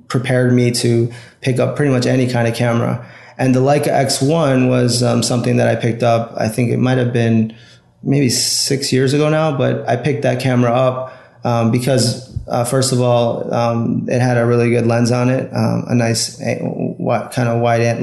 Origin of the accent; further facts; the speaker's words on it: Chicago, Illinois, United States; I got my degree in photography from Columbia College here in Chicago, which is my hometown